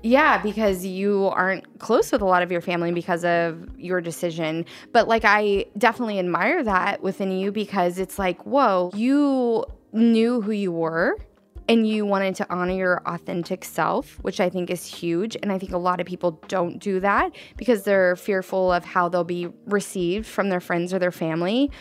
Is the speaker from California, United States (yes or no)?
yes; Redding, California, United States; I grew up in Reading, then I got out of Reading